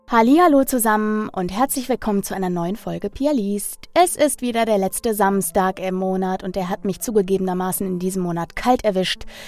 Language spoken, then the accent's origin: German; Ruhr area, North Rhine-Westphalia, Germany; in meiner Heimat, dem Ruhrgebiet